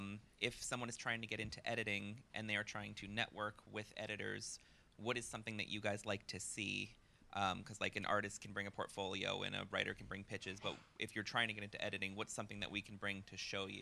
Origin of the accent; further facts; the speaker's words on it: New York, United States; I'm from New York